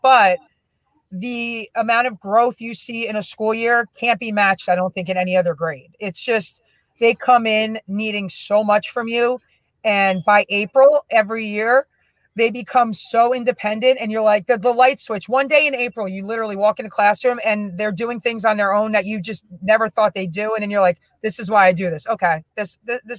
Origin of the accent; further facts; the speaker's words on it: Union, New Jersey, United States; also born or lived in Springfield, New Jersey; growing up in Union, I just had some really amazing teachers during my childhood